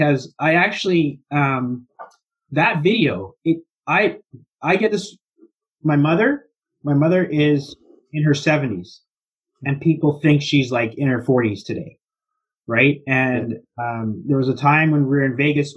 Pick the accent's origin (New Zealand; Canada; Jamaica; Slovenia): Canada; Edmonton, Alberta; moved away as an adult; now in British Columbia, Canada; I grew up in Alberta